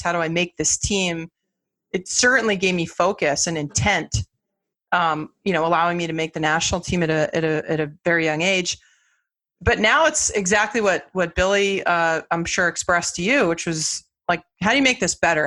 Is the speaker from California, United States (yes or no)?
yes; Los Angeles, California, United States; now in Boston, United States; I grew up in Los Angeles